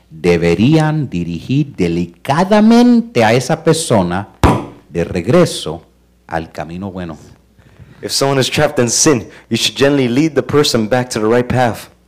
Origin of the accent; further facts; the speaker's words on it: Cuba; Porque como soy cubano, a mí lo que me dice